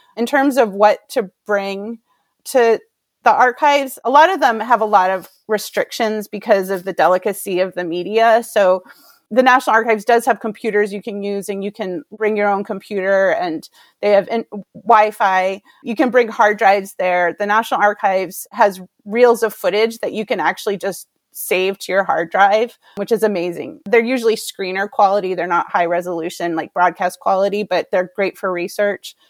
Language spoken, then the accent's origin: English; Maine, United States; I grew up in Maine, and I was working in Portland, Maine, in television production